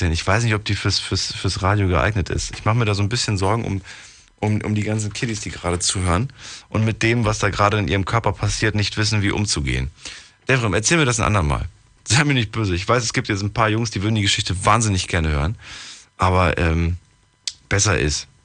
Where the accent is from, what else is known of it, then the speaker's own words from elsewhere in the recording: Oberwesel, Rhineland-Palatinate, Germany; Hi, äh, ich komme aus Oberwesel.